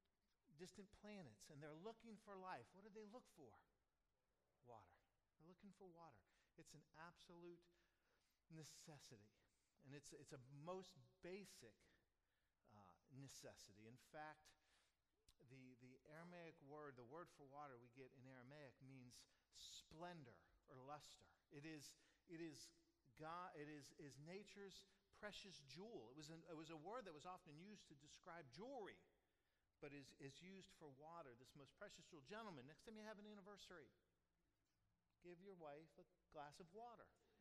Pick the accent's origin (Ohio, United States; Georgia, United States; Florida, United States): Florida, United States; Pasco County; growing up in Pasco County